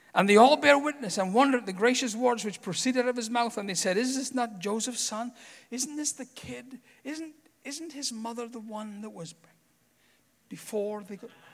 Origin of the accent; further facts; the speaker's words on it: Scotland, United Kingdom; moved away as an adult; now in United States; I am Scottish.